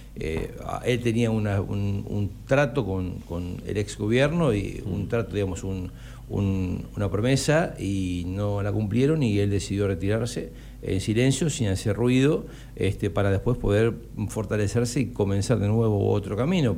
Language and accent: Spanish; Necochea, Buenos Aires Province, Argentina; moved away as an adult; also born or lived in La Matanza; cuando yo vengo vuelvo a Necochea eh, en el 2006 y me hago cargo del servicio de oncología, comencé a, a desandar otra realidad en mi pueblo en Necochea